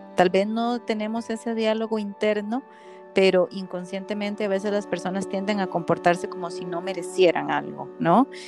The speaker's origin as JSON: {"language": "Spanish", "country": "Costa Rica", "said": "yo como buena tica"}